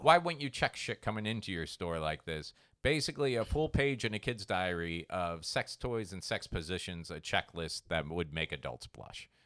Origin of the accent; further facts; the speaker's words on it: Treasure Coast, Florida, United States; where I grew up on the Treasure Coast